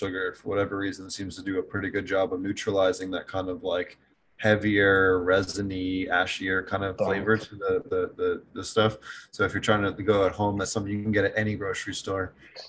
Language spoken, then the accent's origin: English; Philadelphia, Pennsylvania, United States; back there growing up in Philly